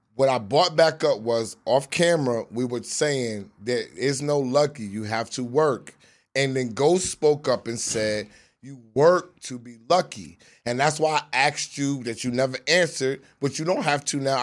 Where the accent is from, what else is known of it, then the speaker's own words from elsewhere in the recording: New York City, New York, United States; I'm from Southside Jamaica, Queens